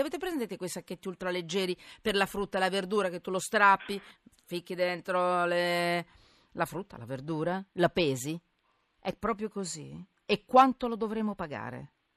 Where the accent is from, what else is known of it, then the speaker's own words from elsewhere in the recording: Milan, Lombardy, Italy; sono milanese